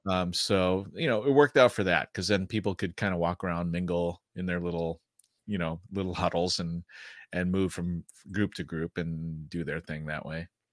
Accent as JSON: {"language": "English", "region": "Midwest", "country": "United States", "tie": "born or raised there", "said": "I grew up in the Midwest"}